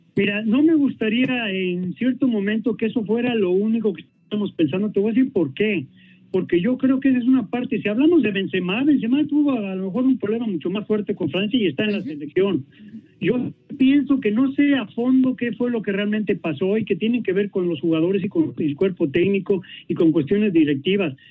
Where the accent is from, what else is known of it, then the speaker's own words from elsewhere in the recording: Mexico; como mexicano